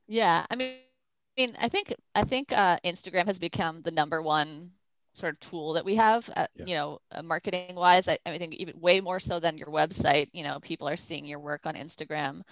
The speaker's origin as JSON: {"language": "English", "town": "Newton", "region": "Massachusetts", "country": "United States", "tie": "born or raised there", "also_born_or_lived": "Brazil", "said": "I grew up in Boston"}